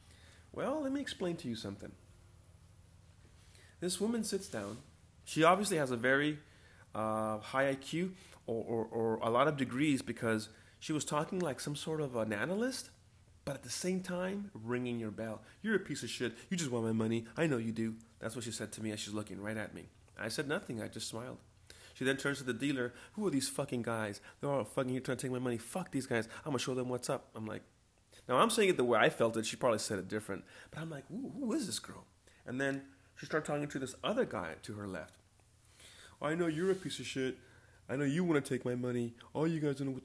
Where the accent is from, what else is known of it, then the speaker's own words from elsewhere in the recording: California, United States; I was born in California